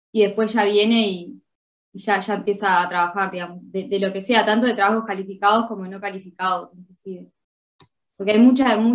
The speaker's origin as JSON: {"language": "Spanish", "country": "Uruguay", "moved": "as an adult", "lives_now": "Eindhoven, Netherlands", "said": "Yo soy uruguaya, tengo 29 años y tengo el pasaporte italiano y por eso es que ahora me mudé a Holanda, a la ciudad de Eindhoven."}